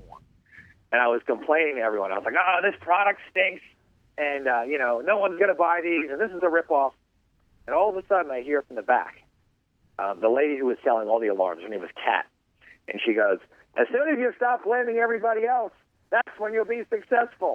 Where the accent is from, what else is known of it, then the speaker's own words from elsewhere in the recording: New York, United States; moved away as an adult; also born or lived in Michigan; now in California, United States; I was originally from New York, went to college in Michigan